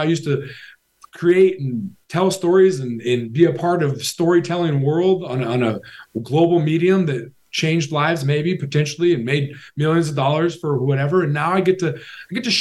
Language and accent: English; Washington, United States; I grew up in a farming household, honestly, in a small town in Washington State